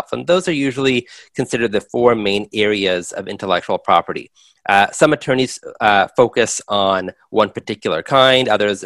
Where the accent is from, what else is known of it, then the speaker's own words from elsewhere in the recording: Los Angeles, California, United States; I grew up in Los Angeles